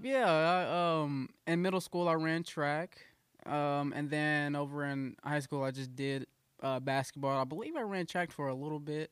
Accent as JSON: {"language": "English", "town": "Mounds", "region": "Illinois", "country": "United States", "tie": "born or raised there", "moved": "yes", "lives_now": "Carbondale, United States", "said": "I was raised over in Mounds, Illinois."}